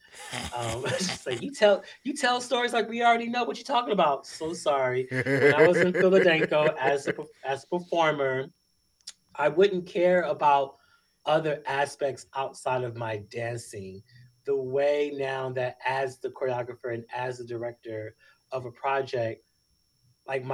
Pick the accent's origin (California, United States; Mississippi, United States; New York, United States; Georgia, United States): California, United States; Los Angeles; I'm from Los Angeles, California, South Central to be correct